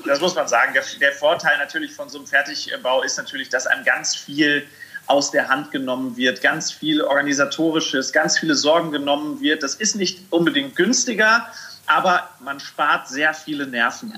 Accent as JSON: {"language": "German", "area": "Sauerland", "region": "North Rhine-Westphalia", "country": "Germany", "tie": "born or raised there", "moved": "yes", "said": "ich komme ja wirklich vom Land. Ich komme aus dem Sauerland. Ich bin es gewöhnt, dass ich äh, halt irgendwie mit dem Trecker durch den Garten fahren"}